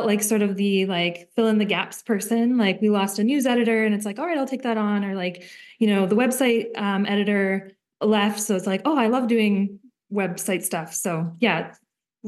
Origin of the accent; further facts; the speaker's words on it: Smithers, British Columbia, Canada; also born or lived in Victoria; now in Terrace, Canada; I grew up in Smithers